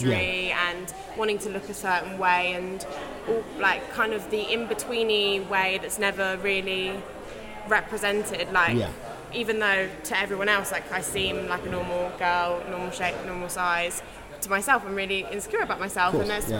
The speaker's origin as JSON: {"language": "English", "region": "London", "country": "United Kingdom", "tie": "born or raised there", "said": "I grew up in London"}